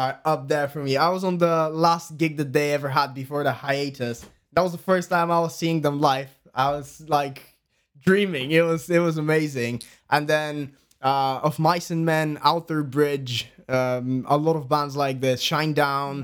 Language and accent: English; Bulgaria; English is a second language; moved away as an adult; now in United Kingdom; we're from Bulgaria